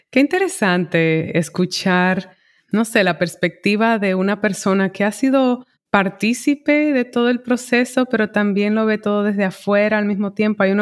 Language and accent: Spanish; New York, United States; eh, hacerlo en mi idioma primario y siento que, aportaba más teniéndolas de un punto caribeño que como neoyorquina en inglés, ¿sabes? Como New York es casi que una burbuja